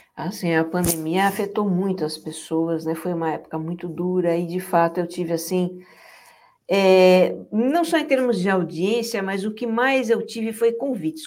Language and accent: Portuguese; São Paulo, Brazil; moved away as an adult; a gente nasci em São Paulo, até que brinquei muito na rua também, muito nos matos, nos terrenos baldios lá